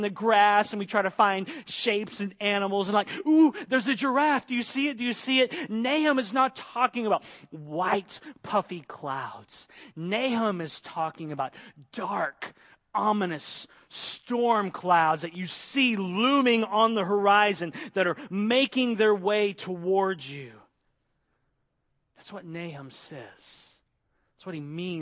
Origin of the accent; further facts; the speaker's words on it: Oklahoma, United States; moved away; I grew up in Oklahoma in Tornado Alley